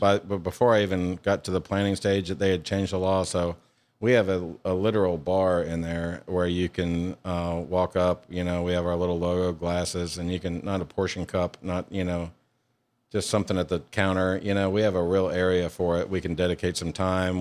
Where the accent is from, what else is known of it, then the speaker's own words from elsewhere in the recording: Louisiana, United States; moved away as an adult; also born or lived in Hawaii; now in Mississippi, United States; I was born in Hawaii and I grew up in Louisiana. And I, I was there from like seven to eighteen